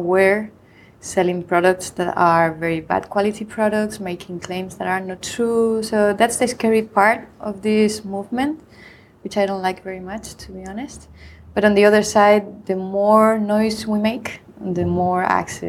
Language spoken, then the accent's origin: English; Madrid, Community of Madrid, Spain; also born or lived in Irvine, California; I'm from Madrid, Spain, and I am an associate professor at Complutense University in the same city, Madrid